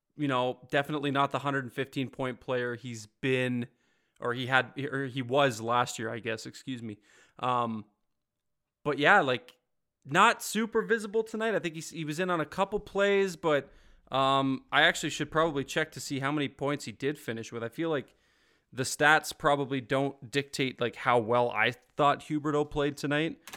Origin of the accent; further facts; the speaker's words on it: Ontario, Canada; moved away; also born or lived in Ottawa / Calgary; I grew up in Ontario, so like I was an hour from Toronto